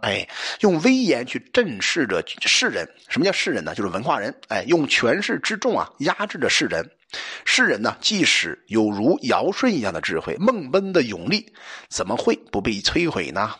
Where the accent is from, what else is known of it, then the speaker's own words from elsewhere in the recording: China; 我们中国人